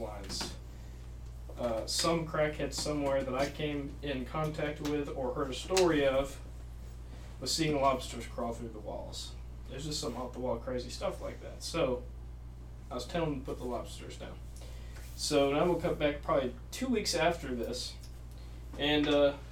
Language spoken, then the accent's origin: English; Wisconsin, United States; also born or lived in southeastern Oklahoma; now in Oklahoma, United States; right now we're all living in southeastern Oklahoma. I'm from Wisconsin. I moved here in 2014